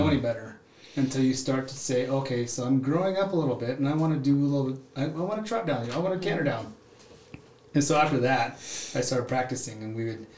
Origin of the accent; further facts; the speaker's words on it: Utah, United States; And so I grew up in Southern Utah. My dad worked for the mining industry, so we traveled a lot, but I was always back at the Four Corners, Monument Valley, my grandma's place